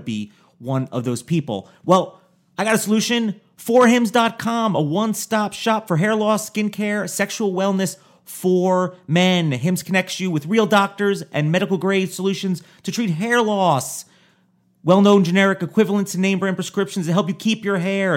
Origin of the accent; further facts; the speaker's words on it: Newburgh, New York, United States; also born or lived in New Jersey; Born in New Jersey, and at ten, I moved to, uh, New York, but I moved to Orange County, New York, near Poughkeepsie.